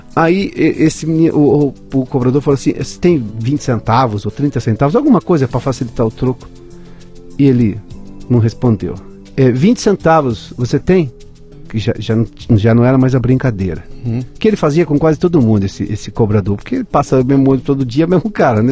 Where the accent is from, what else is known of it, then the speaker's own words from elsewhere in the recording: Rio das Pedras, São Paulo, Brazil; accent: caipira; moved away; Eu sou caipira de Rio das Pedras.